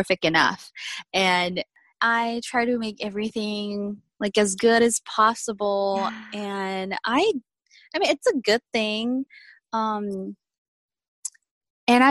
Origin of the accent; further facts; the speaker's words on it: South Korea; English is a second language; moved away; I was born and raised in South Korea